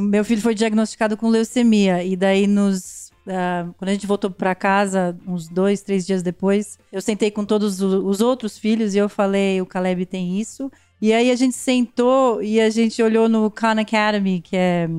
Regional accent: Brazil; moved away; eu, como brasileira, eu valorizo muito a minha cultura

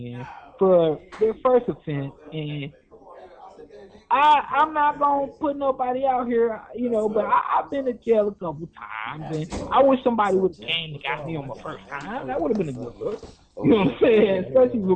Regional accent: Wisconsin, United States; moved away; we grew up together, Wisconsin. That's where I'm from

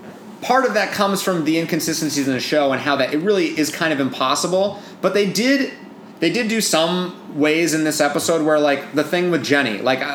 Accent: Seattle, Washington, United States; now in Los Angeles, United States; I'm from Seattle.

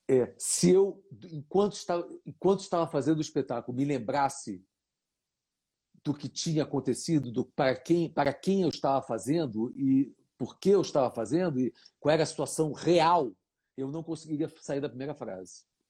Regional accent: Brazil; sou brasileiro

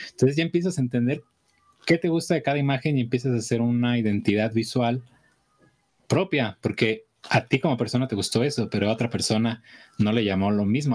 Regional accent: Michoacán, Mexico; yo por ejemplo de acá en Michoacán

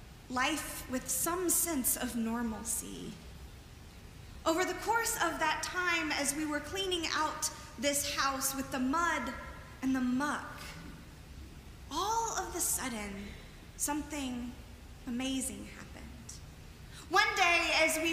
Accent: Arkansas, United States; moved away as an adult; also born or lived in Baton Rouge, Louisiana; Growing up in Arkansas

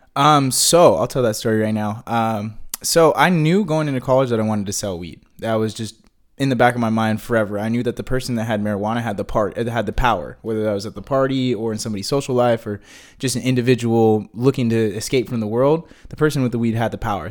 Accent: Hemet, California, United States; when I was growing up in Hemet, my mom was the only black face in the entire town.

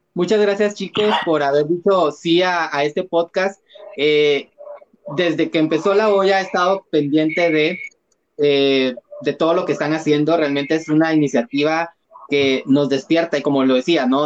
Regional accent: Guatemala; en nuestros psiquis como guatemaltecos

